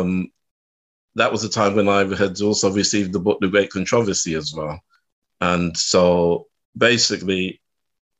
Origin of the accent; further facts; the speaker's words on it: London, United Kingdom; I was born and raised in West London